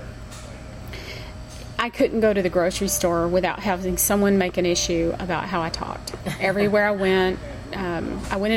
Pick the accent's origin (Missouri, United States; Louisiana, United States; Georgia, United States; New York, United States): Georgia, United States; Columbus; also born or lived in Houston, Texas / Atlanta, Georgia; I'm originally from Columbus, Georgia